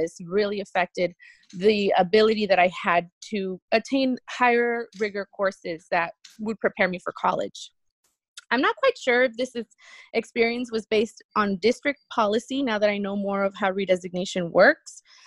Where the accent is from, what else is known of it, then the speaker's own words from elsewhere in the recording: California, United States; first language Spanish; English is a second language; also born or lived in Jalisco, Mexico; I was born in Jalisco, Mexico. My family came to California when I was about 7 years old